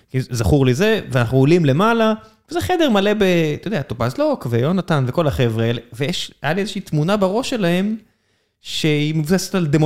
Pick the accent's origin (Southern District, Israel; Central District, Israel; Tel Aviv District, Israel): Southern District, Israel; Beersheba; גדלתי בבאר שבע